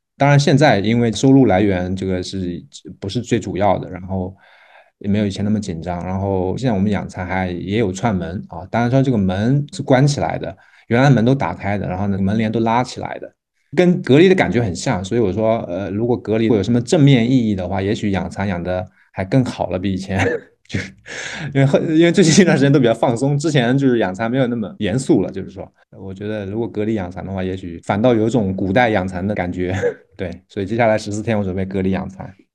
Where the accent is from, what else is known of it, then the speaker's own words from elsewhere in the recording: Jiaxing, Zhejiang, China; 我们这里有樱桃，但我们这个方言不叫樱桃